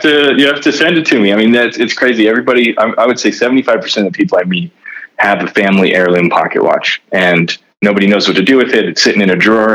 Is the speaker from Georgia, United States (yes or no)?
no; Reading, Pennsylvania, United States; I grew up in Reading, Pennsylvania